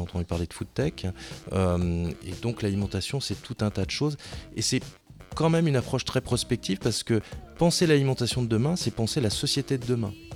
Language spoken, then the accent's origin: French; France; on est français